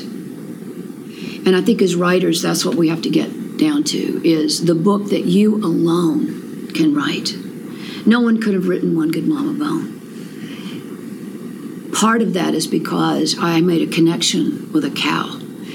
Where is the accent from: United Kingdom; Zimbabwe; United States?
United States; Anderson, South Carolina; I grew up in West Anderson at New Prospect.